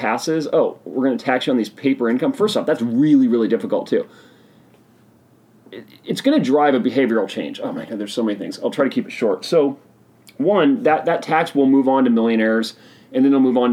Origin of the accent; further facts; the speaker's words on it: Oregon, United States; my home state of Oregon